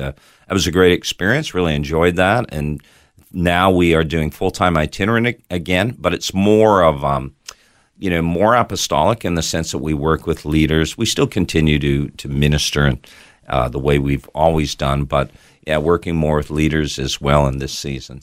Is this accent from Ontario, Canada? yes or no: yes; Toronto, Ontario, Canada; now in Australia; I was actually born in Toronto, Canada.